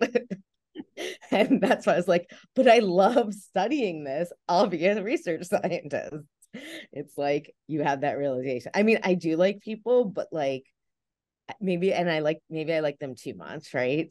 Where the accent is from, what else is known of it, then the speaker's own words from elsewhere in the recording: New Jersey, United States; accent: New Jersey; moved away as an adult; also born or lived in Delaware / North Carolina; I'm originally from New Jersey, um, as you can tell from this beautiful accent